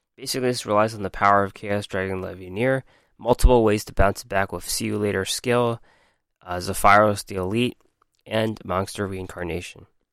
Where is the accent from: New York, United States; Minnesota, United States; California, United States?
New York, United States; I'm from New York